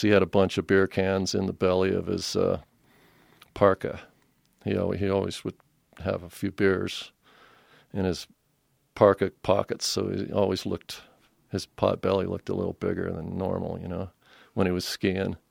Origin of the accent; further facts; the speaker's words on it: Colorado Springs, Colorado, United States; moved away; was born and raised in Colorado Springs and went away for quite a long time and came back